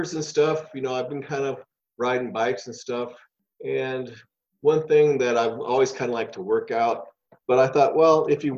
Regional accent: Los Angeles, California, United States; also born or lived in San Diego; I was born in East LA and at the Japanese Hospital of East

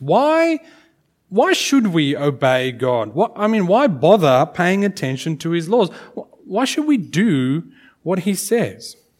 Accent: South Africa; growing up in South Africa, um, I went to a school where we had corporal punishment

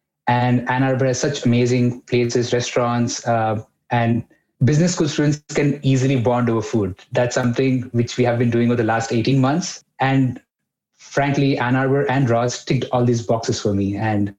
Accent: Mumbai, Maharashtra, India; English is a second language; I'm coming from Mumbai, a big town, lots of people.

